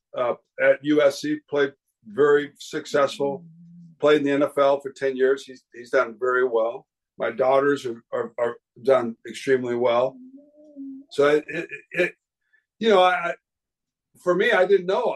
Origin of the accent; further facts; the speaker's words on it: South Island, New Zealand; My sister and I are the only ones of our family born in the South Island